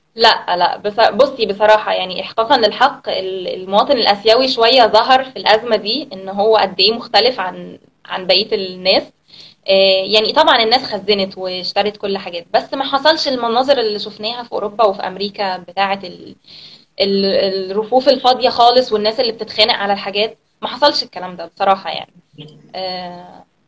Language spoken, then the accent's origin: Arabic; Alexandria, Alexandria Governorate, Egypt; moved away as an adult; now in Cambodia; انا من اسكندريه آه، وانا بقالي هنا في كمبوديا من 2015